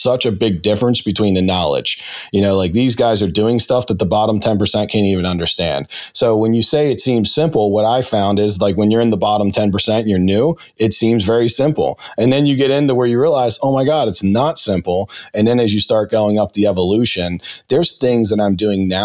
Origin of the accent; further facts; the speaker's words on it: Baltimore, Maryland, United States; I'm from Brooklyn, Baltimore